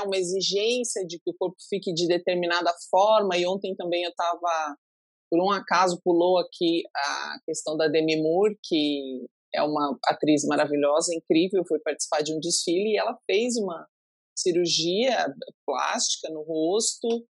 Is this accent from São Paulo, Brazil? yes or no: no; Pato Branco, Paraná, Brazil; Eu sou de Pato Branco